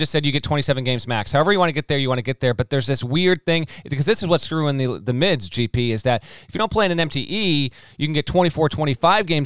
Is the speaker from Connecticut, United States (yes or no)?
yes; Connecticut, United States; my home state, school A in Connecticut